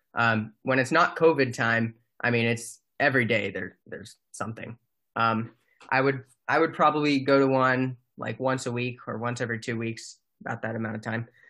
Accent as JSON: {"language": "English", "town": "Mountain View", "region": "California", "country": "United States", "tie": "born or raised there", "moved": "as an adult", "said": "I am from Mountain View, California."}